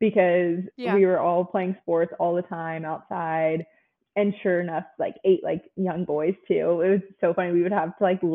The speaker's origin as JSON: {"language": "English", "region": "New Jersey", "country": "United States", "tie": "born or raised there", "moved": "as an adult", "lives_now": "Nashville, United States", "said": "I was born and raised in the same town that I grew up in my whole life for 18 years. I'm actually from New Jersey"}